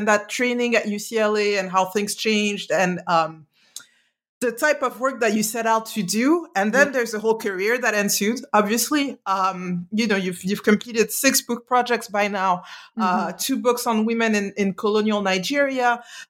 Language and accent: English; Mali; moved away; I grew up in Mali, like in urban environments